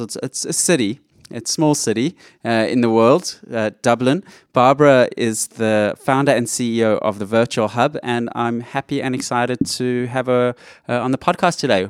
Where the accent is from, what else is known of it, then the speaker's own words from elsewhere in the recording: Johannesburg, Gauteng, South Africa; now in Australia; I grew up in Johannesburg, South Africa